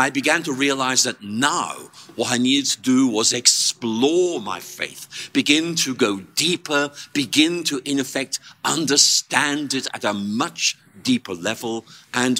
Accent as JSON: {"language": "English", "region": "Northern Ireland", "country": "United Kingdom", "moved": "yes", "said": "I came from Northern Ireland"}